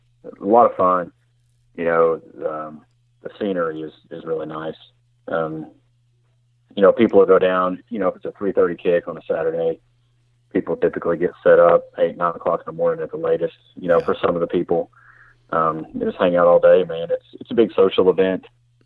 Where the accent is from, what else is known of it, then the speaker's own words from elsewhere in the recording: Knoxville, Tennessee, United States; I'm from Knoxville, Tennessee.